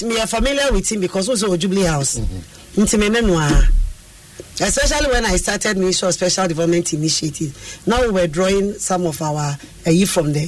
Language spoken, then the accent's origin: English; Central Region, Ghana; I'm from the Central Region